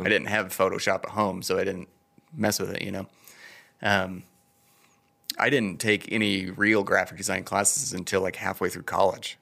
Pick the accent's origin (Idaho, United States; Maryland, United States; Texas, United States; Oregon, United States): Idaho, United States; Idaho Falls; also born or lived in Bellevue, Washington / Denmark; I've been here my whole life